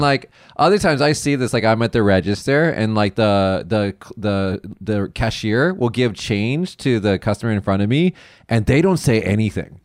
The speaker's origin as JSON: {"language": "English", "town": "Las Vegas", "region": "Nevada", "country": "United States", "moved": "yes", "said": "I'm from Las Vegas"}